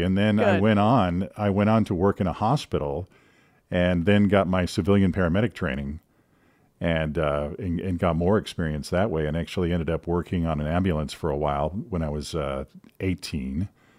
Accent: Green Bay, Wisconsin, United States; also born or lived in Madison, Wisconsin / Illinois / Omaha, Nebraska; I was born in Madison, Wisconsin, but have lived all over the Midwest, Illinois, and Nebraska. I lived in Omaha for a while, and then ended up going to middle school and high school in the Green Bay area.

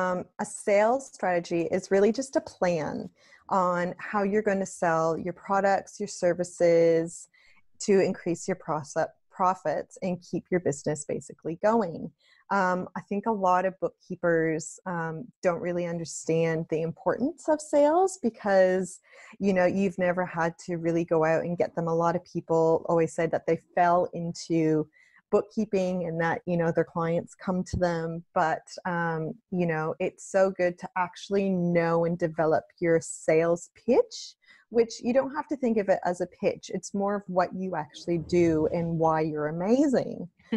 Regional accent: Canada; moved away as an adult; now in Australia; just because of my accent. So I moved from Canada to Australia over 8 years ago now, which is pretty crazy to think of, but absolutely love it here

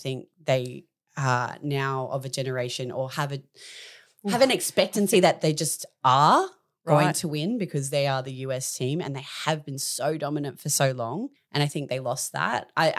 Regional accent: Australia; So in 2001 in Fukuoka, Japan, we as an Australian team beat the US in the gold medal tally.

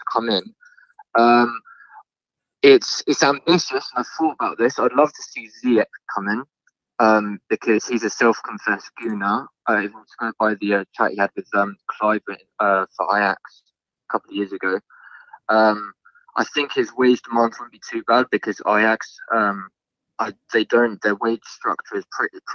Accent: Surrey, South East England, United Kingdom; I'm 20 years old and I'm from Surrey.

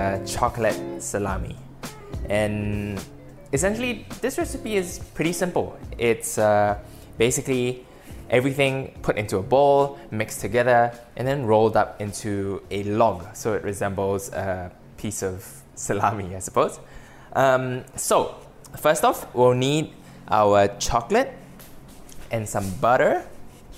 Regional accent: Malaysia; as a kid growing up in Malaysia.

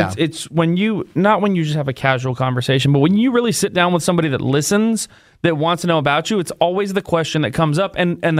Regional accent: San Francisco, California, United States; growing up in San Francisco

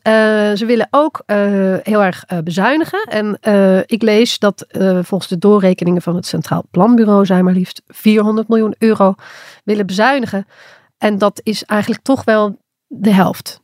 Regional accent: Limburg, Netherlands; accent: soft G; ik als Limburger

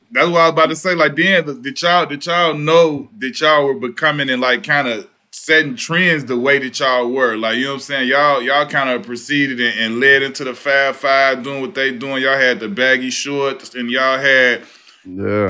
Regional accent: Chicago, Illinois, United States; I'm from Chicago

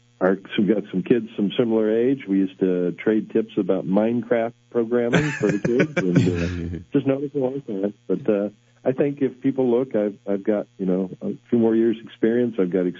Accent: Decatur, Illinois, United States

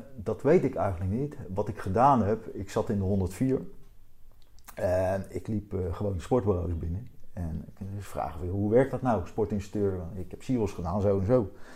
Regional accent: Wassenaar, South Holland, Netherlands; accent: Haagse tongval; ik kom met oorspronkelijk uit Wassenaar.

